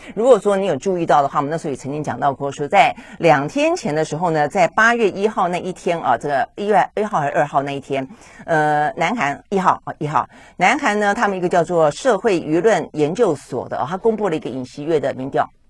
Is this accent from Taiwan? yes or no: yes; Taiwan; 我们台湾人民